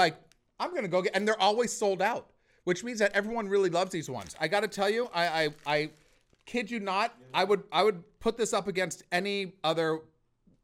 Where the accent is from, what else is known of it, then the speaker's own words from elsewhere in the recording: Los Angeles, California, United States; moved away; I come from Los Angeles, where there's just a variety of food